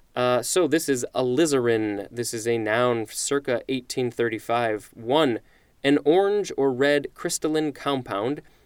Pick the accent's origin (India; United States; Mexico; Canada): United States